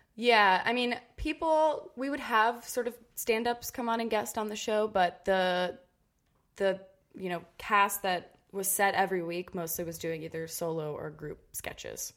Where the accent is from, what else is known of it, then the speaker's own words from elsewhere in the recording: Cincinnati, Ohio, United States; Growing up in Cincinnati was awesome. Uh, I was born and raised there, lived there till I went uh, to college